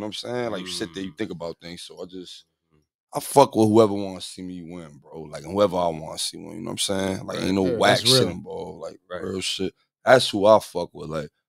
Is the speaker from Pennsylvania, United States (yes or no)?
no; Bergen County, New Jersey, United States; From Jersey also.